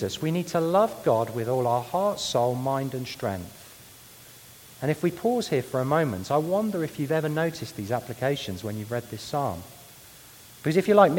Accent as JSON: {"language": "English", "region": "London", "country": "United Kingdom", "tie": "born or raised there", "said": "my hometown of London"}